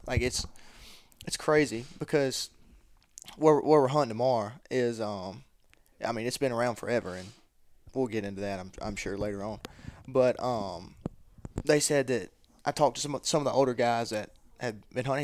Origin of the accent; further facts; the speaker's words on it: Columbus, Mississippi, United States; I'm from Columbus, Mississippi, forty-five minutes down the road